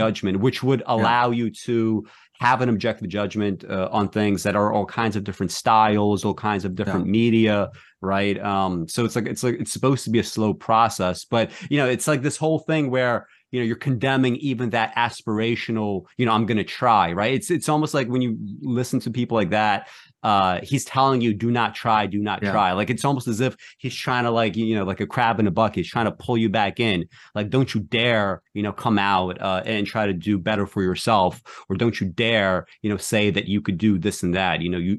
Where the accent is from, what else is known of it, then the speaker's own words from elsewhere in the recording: Brooklyn, New York, United States; I remember, I grew up in Brooklyn, and when I went to college for the first time, I was in a pretty different environment, right?